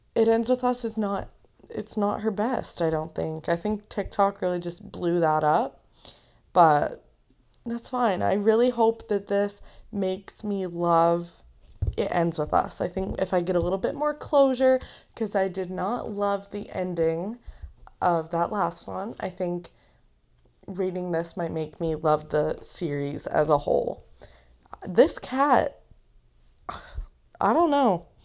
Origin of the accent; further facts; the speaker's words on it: Canada; I'm also Canadian